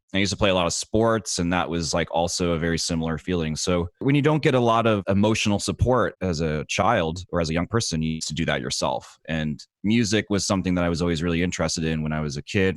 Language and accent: English; Dartmouth, Nova Scotia, Canada; I'm from Dartmouth